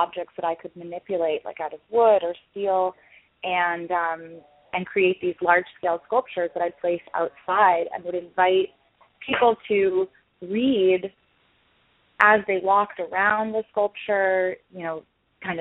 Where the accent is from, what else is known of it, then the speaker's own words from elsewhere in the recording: New York, United States; moved away as an adult; now in Los Angeles, United States; I'm from New York, and I moved out to Los Angeles for grad school at Otis.